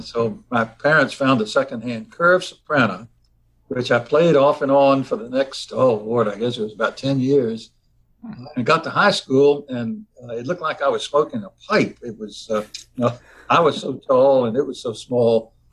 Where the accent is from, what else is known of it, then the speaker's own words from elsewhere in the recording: Virginia, United States; also born or lived in Covington, Virginia / Norfolk, Virginia; I grew up in Virginia, went, went to Virginia's public schools